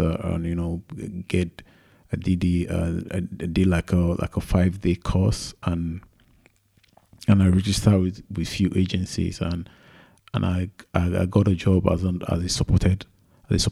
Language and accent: English; Lagos, Nigeria; moved away as an adult; now in United Kingdom; I was born in Lagos, Nigeria. And that was where I did all my schooling, from primary school to secondary school to university.